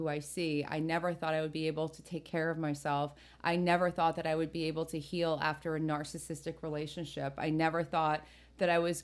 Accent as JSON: {"language": "English", "region": "New Jersey", "country": "United States", "tie": "born or raised there"}